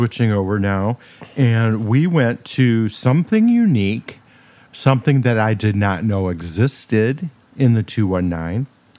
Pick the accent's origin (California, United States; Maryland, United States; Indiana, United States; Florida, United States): Indiana, United States; Valparaiso; I grew up in Indiana. I was born in Valparaiso.